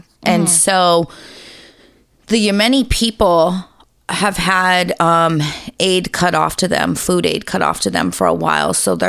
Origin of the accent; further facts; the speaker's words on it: United States; Like, I'm American